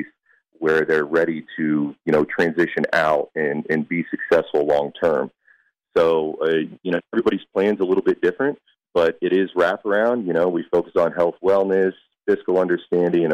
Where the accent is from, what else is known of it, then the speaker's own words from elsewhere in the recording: Kansas City, United States; We're all from Kansas City